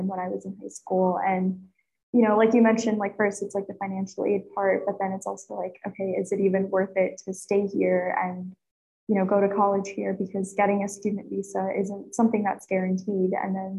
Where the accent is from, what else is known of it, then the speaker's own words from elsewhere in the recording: Pennsylvania, United States; I'm from Pennsylvania, so a lot of our, I guess, like activities are more so associated like with the cold